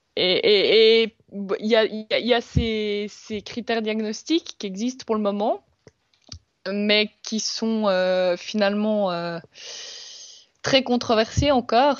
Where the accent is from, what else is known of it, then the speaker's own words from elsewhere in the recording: Switzerland; on est suisse